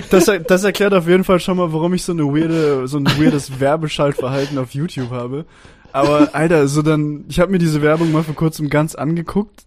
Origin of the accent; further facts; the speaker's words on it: Stuttgart, Baden-Württemberg, Germany; moved away as an adult; now in Austria; ich bin Schwabe, so, ich bin in Stuttgart geboren und in Baden-Württemberg aufgewachsen, Großteil meines Lebens.